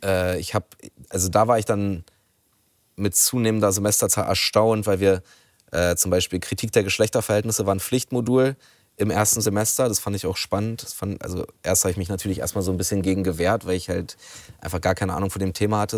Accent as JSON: {"language": "German", "region": "Berlin", "country": "Germany", "tie": "born or raised there", "said": "ich komme aus Rudow in Neukölln"}